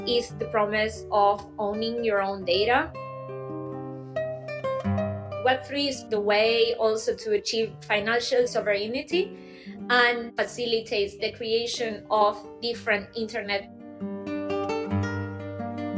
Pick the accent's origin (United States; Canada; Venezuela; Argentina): Argentina; moved away as an adult; now in Berlin, Germany; I am originally from Argentina, but I have been living in Germany, in Berlin, for the past 10 years.